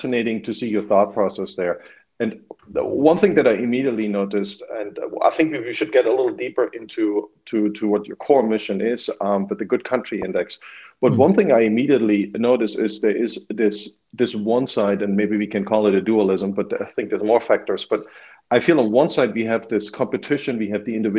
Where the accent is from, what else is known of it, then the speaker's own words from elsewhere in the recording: eastern Germany, Germany; I grew up in Eastern Germany